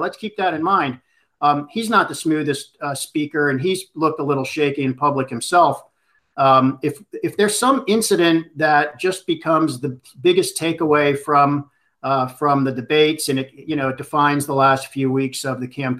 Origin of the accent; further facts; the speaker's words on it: Pittsburgh, Pennsylvania, United States; Pittsburgh, my hometown.